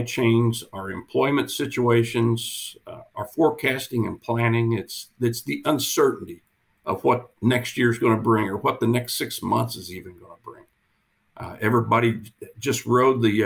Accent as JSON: {"language": "English", "region": "Kansas", "country": "United States", "moved": "as an adult", "lives_now": "Phoenix, United States", "said": "I'm originally from Kansas"}